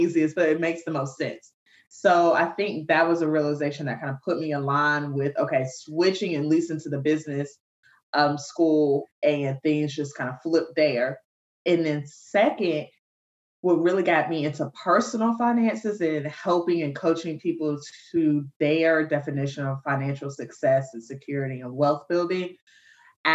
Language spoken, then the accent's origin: English; Savannah, Georgia, United States; moved away as an adult; now in Atlanta, United States; I'm originally from Savannah, Georgia